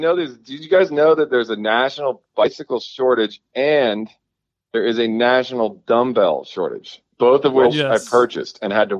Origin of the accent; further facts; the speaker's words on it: Washington, District of Columbia, United States; moved away as an adult; now in Virginia, United States; There's a shop where I grew up in Northwest D.C. and on Macomb Street, which is like right up from my house.